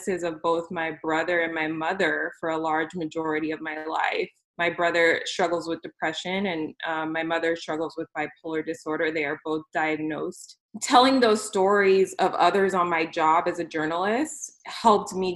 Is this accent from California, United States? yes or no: yes; California, United States; moved away as an adult; now in Wisconsin, United States; after moving to Wisconsin for work, because I'm originally from California